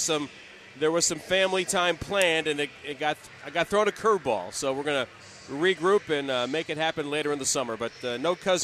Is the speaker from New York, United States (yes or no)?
yes; Brooklyn, New York, United States; born there; Well, I'm not a Bronx guy. I was born in Brooklyn a very, very long time ago. I didn't stay there very long either, but I still have family out there.